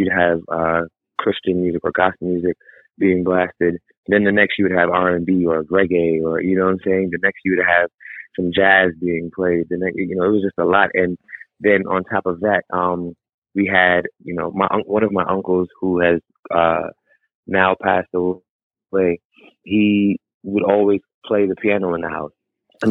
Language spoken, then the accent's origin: English; New York, United States; now in Los Angeles, United States; I was born in New York